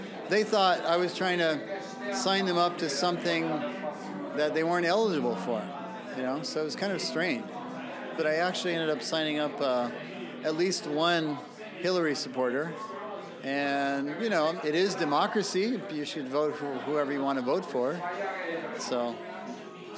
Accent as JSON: {"language": "English", "region": "Oregon", "country": "United States", "moved": "yes", "lives_now": "Seoul, South Korea", "said": "I'm from Oregon"}